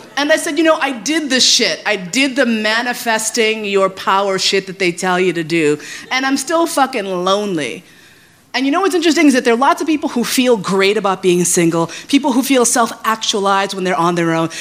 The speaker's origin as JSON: {"language": "English", "region": "New York", "country": "United States", "tie": "born or raised there", "also_born_or_lived": "San Francisco / Flushing", "said": "I grew up in New York."}